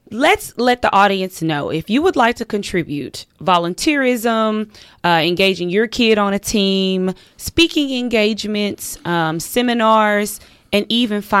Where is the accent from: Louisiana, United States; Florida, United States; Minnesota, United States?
Florida, United States; Miami; born or raised there